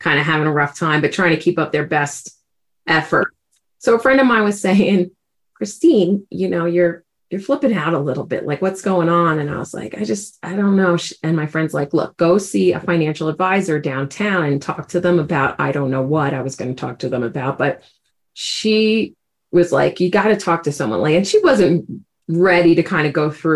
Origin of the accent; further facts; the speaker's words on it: New York City, New York, United States; accent: New York; moved away as an adult; now in Colorado, United States; I grew up in New York City, so every once in a while, you'll definitely hear a little New York accent going in there. I've lived out in Colorado for 17 years, but still haven't lost some of that accent.